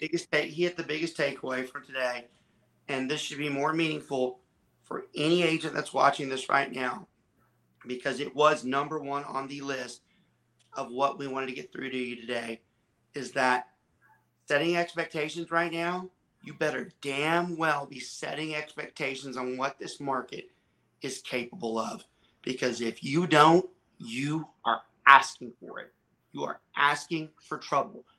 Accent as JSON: {"language": "English", "region": "Georgia", "country": "United States", "tie": "born or raised there", "also_born_or_lived": "southern Louisiana", "moved": "yes", "lives_now": "Texas, United States", "said": "I was born in southern Louisiana, I was raised in Georgia, and I reside in Texas"}